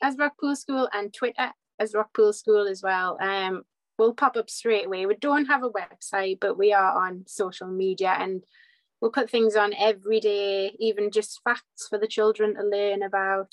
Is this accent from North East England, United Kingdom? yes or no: yes; Whitley Bay, North East England, United Kingdom; accent: Geordie/North East; So I'm in Whitley Bay, so right on the northeast coast, just on the coast across from Newcastle, hence the accent.